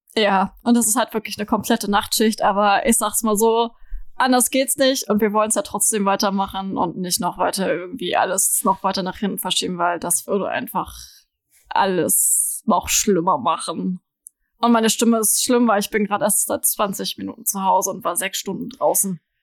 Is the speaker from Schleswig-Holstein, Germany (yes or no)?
yes; Lübeck, Schleswig-Holstein, Germany; wir haben bei uns in Lübeck halt so einen Mittelaltermarkt